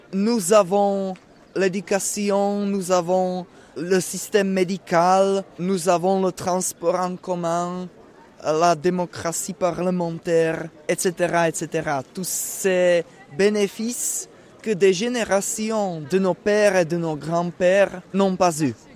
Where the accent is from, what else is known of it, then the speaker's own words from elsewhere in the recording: Olomouc, Olomouc Region, Czechia; French is a second language; moved away; je viens de la République tchèque, de la ville qui s'appelle Olomouc